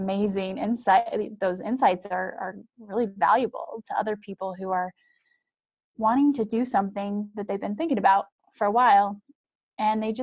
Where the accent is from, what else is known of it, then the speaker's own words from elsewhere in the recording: Wyoming, United States; moved away; I'm from Wyoming. I grew up in small town Wyoming